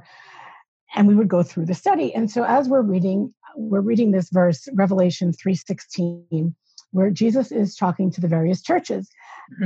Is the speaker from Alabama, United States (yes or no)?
no; New York, United States; I'm originally from New York